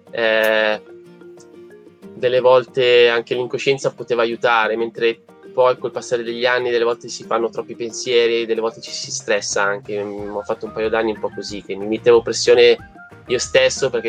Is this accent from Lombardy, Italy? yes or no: yes; Busto Arsizio, Lombardy, Italy; io sono originario di Bustarsizio, eh, provincia di Varese.